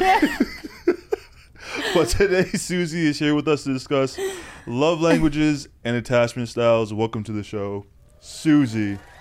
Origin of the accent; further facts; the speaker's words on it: Canada; I'm Canadian